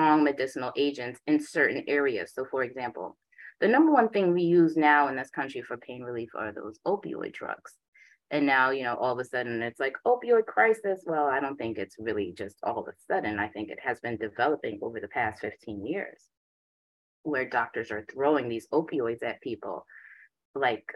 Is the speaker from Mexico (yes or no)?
no; Jamaica; also born or lived in Boston; I am Jamaican. My father's a Rasta